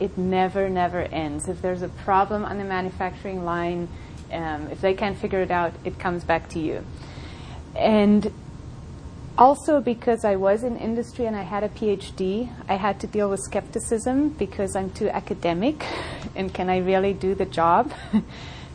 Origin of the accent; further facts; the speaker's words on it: South Africa; moved away as an adult; also born or lived in Colorado; now in United States; I grew up in South Africa, went to high school there